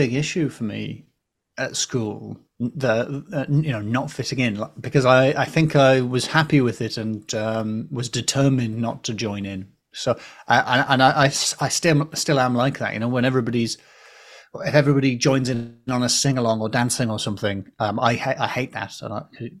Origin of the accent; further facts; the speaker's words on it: the Northeast, North East England, United Kingdom; moved away; I grew up in the Northeast